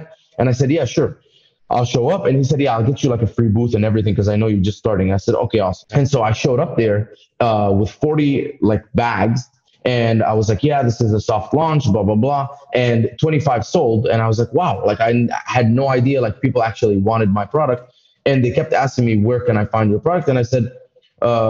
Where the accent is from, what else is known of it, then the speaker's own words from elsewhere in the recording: Dubai, United Arab Emirates; moved away as an adult; also born or lived in Egypt; now in United States; I came to America in 2011. I was born in Egypt, raised in Dubai